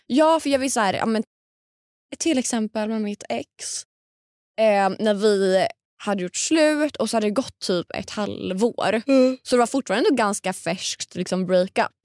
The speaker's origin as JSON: {"language": "Swedish", "town": "Linköping", "region": "Östergötland", "country": "Sweden", "moved": "yes", "said": "vi umgås ändå i samma kretsar hemma i Linköping"}